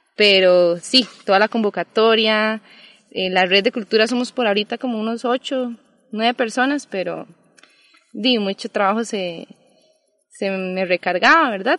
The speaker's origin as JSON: {"language": "Spanish", "country": "Costa Rica", "tie": "born or raised there", "also_born_or_lived": "Colombia", "said": "crecimos por acá en Costa Rica"}